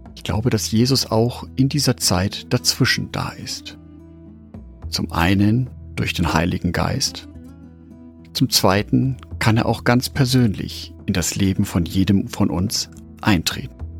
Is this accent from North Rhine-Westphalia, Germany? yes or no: no; Nuremberg, Bavaria, Germany; in meiner Heimatstadt und Lebensmittelpunkt Nürnberg